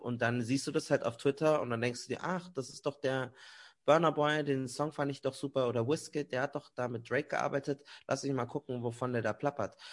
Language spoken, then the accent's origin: German; Germany; weil ich in Deutschland aufgewachsen bin